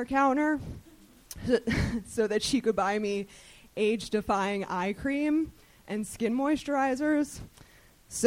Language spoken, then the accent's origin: English; Philadelphia, Pennsylvania, United States; now in Los Angeles, United States; I'm from Philadelphia originally